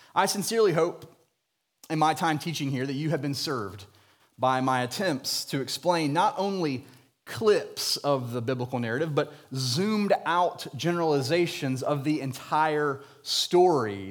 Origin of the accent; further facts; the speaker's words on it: Jacksonville, Florida, United States; I was born and raised in Jacksonville, Florida